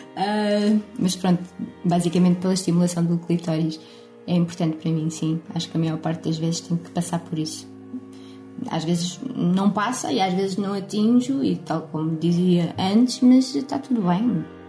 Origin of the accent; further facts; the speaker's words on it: Lisbon, Portugal; sou de Lisboa